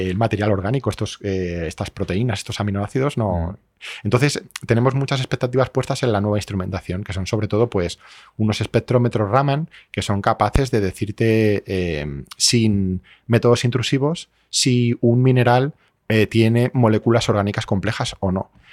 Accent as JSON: {"language": "Spanish", "country": "Spain", "also_born_or_lived": "Madrid"}